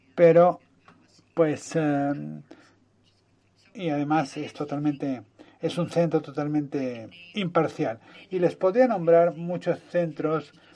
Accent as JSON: {"language": "Spanish", "country": "United States", "said": "Como norteamericana"}